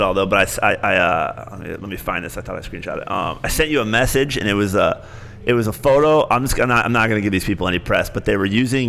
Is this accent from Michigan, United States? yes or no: yes; Michigan, United States; also born or lived in Cincinnati, Ohio; I'm from Michigan originally, but Cincinnati, I still think of, like, the hardest thing I ever do is get rid of my apartment there when I moved back to Michigan.